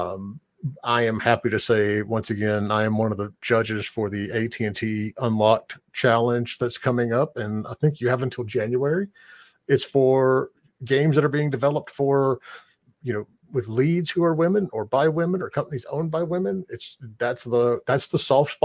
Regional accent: United States; as an American

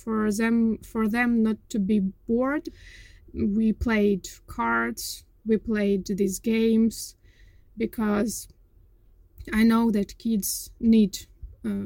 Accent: Kyiv, Ukraine; moved away as an adult; I was born in Kyiv, and I lived my whole life there

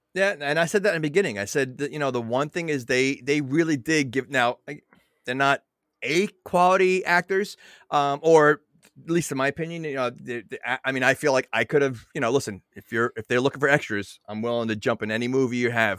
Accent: New York, United States; now in New Jersey, United States; I'm from New York, so, you know, it's, I'm more New York than Jersey

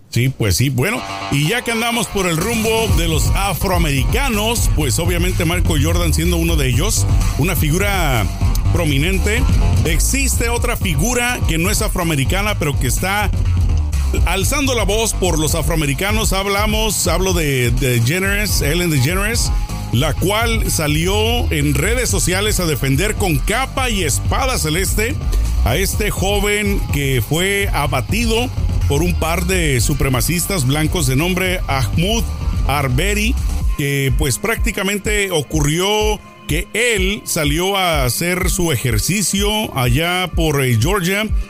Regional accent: Mexico; now in United States; como mexicano

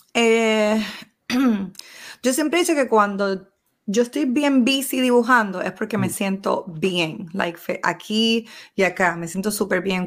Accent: Puerto Rico; como todo puertorriqueño

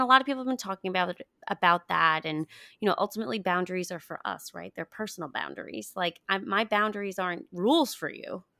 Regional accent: Paraguay; moved away; I was born in Paraguay

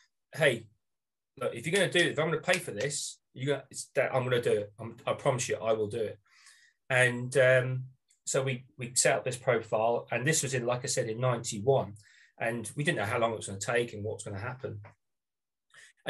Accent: Norwich, East of England, United Kingdom; moved away as an adult; also born or lived in United States; I am joining you from Norwich, Norfolk, which is on the east coast of England

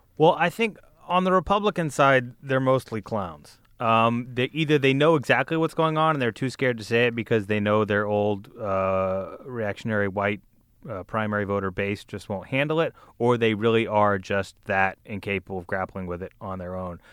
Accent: Birmingham, Alabama, United States; I went to high school in the suburbs of Birmingham, Alabama

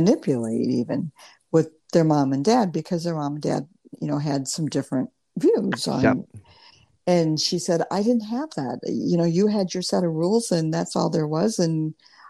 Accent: Morton, Illinois, United States; born or raised there; also born or lived in Lincoln, Nebraska / East Peoria, Illinois

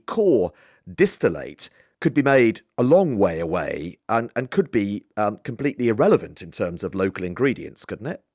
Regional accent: Isle of Wight, South East England, United Kingdom; I grew up on the Isle of Wight

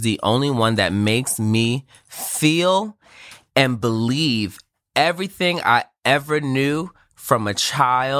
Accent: New York, United States; I am from New York

